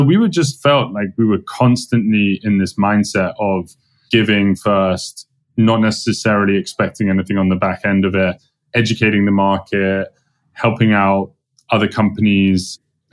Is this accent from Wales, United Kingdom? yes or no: no; London, United Kingdom; moved away as an adult; now in United States; I'm from London